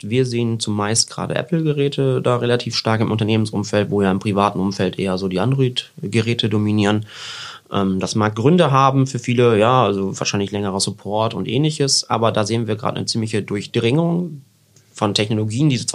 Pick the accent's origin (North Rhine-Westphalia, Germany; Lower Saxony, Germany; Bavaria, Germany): Lower Saxony, Germany; Papenburg; ich bin ja aus Papenburg, da äh, geht's entweder so zwei Richtungen, Münster, Osnabrück oder vielleicht noch eine dritte Oldenburg.